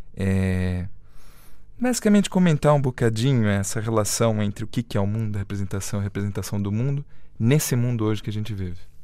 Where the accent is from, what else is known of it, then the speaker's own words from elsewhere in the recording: Brazil; como brasileira